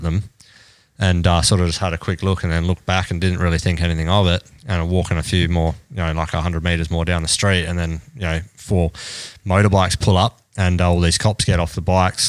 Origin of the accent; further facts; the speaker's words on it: Australia; I'm Australian